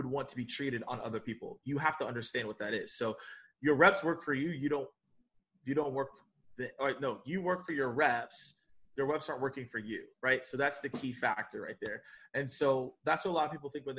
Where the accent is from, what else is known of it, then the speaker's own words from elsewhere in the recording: the South, United States; So I'm from the South, so Southern hospitality